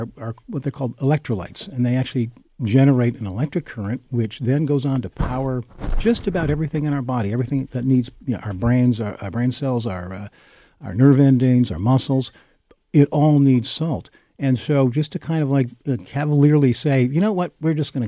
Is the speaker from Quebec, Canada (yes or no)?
no; Essex County, Ontario, Canada; also born or lived in Toronto; now in Stratford, Canada; I grew up in Essex County along with Kathy